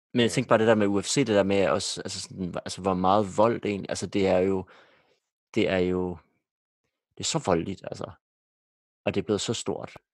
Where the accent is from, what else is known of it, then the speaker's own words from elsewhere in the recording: Denmark; som danskere